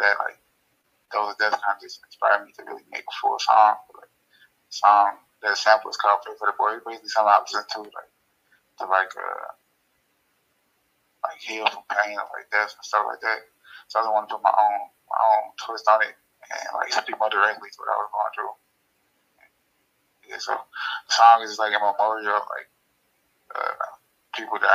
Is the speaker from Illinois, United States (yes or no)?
yes; Chicago, Illinois, United States; I'm from Chicago.